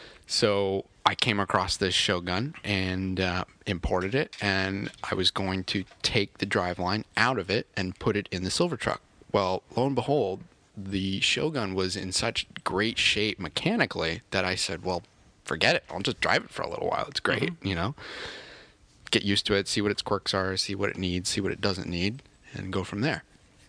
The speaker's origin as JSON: {"language": "English", "region": "Southern California", "country": "United States", "tie": "born or raised there", "also_born_or_lived": "Connecticut", "moved": "yes", "lives_now": "Maine, United States", "said": "I'm originally from California."}